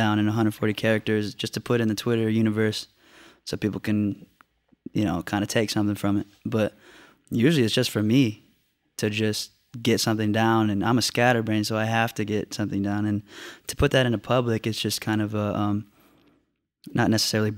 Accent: Orlando, Florida, United States; we're from Dr. Phillips, which is a suburb right outside of it.

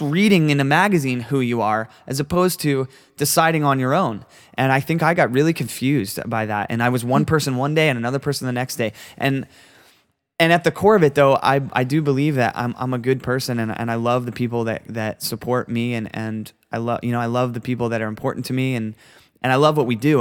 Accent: Florida, United States; I'm a kid from Florida that that you know grew up playing music with my best friends

